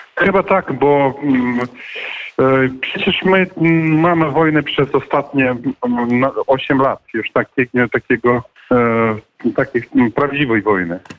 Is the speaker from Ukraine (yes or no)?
yes; Ukraine; my z Ukrainy